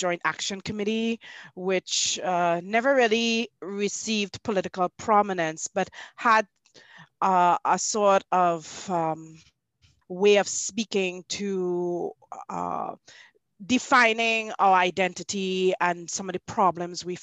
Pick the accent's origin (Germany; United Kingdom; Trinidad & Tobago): Trinidad & Tobago; also born or lived in Canada; I grew up, even though I was born in Canada, I grew up in the Twin Islands state of Trinidad and Tobago.